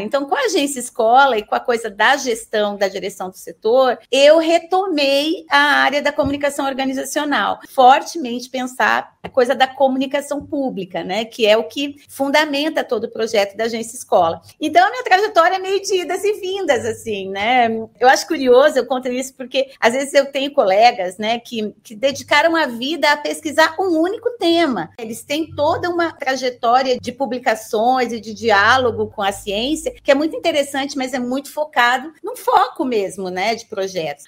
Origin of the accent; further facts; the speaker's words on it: Londrina, Paraná, Brazil; now in Curitiba, Brazil; eu sou de Londrina, no, né, no norte do Paraná